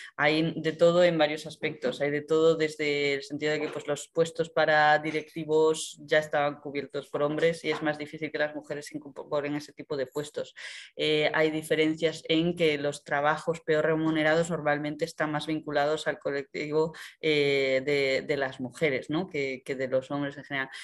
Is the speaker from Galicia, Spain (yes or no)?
yes; A Coruña, Galicia, Spain; moved away; yo soy de Coruña